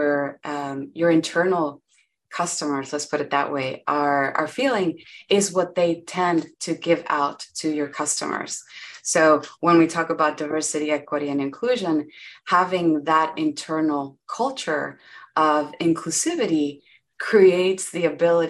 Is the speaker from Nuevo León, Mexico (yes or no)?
yes; Monterrey, Nuevo León, Mexico; first language Spanish; English is a second language; now in Austin, United States; I am from Monterrey, Mexico